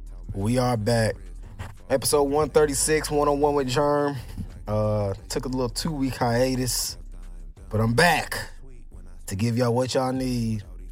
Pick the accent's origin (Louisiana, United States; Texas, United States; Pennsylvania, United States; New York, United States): Texas, United States; Houston